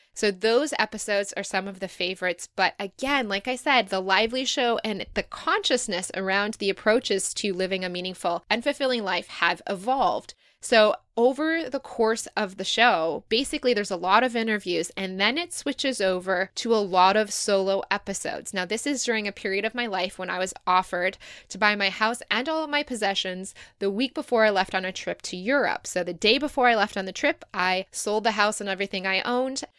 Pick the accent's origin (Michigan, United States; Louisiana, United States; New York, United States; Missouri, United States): Michigan, United States; moved away as an adult; also born or lived in Dayton, Ohio / Chicago; now in Sydney, Australia; I was born in Dayton, Kettering, kind of Dayton, Ohio, and then moved to Michigan, grew up there in the U S